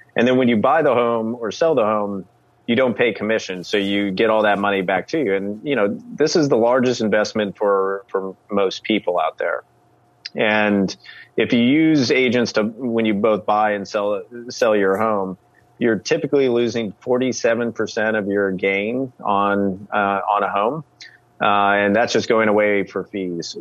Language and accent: English; the Ozarks, United States; moved away; also born or lived in San Francisco / Washington, District of Columbia, United States; my hometown in the Ozarks